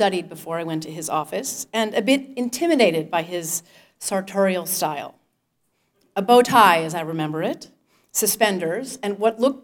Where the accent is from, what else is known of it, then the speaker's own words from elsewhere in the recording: North Dakota, United States; moved away as an adult; as a Westerner with some exposure to the Native American tribes in my home state of North Dakota